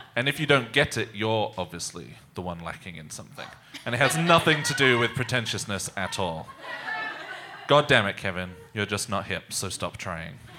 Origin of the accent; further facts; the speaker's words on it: England, United Kingdom; I am English, so I only drink tea.